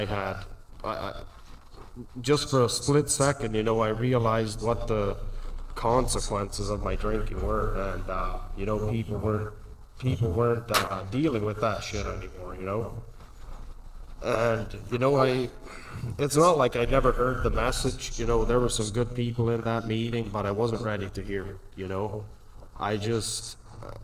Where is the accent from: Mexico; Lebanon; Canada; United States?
Canada; Alberta; I was born in Jam, Alberta, all around there